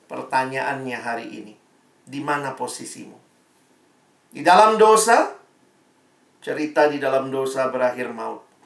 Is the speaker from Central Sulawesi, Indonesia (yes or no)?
no; Ambon, Maluku, Indonesia; Saya ini orang Ambon, mama saya orang Manado, papa saya Ambon.